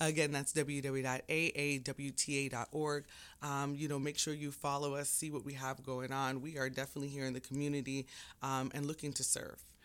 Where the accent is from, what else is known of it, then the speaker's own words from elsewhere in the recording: Jamaica; now in United States; I'm Jamaican.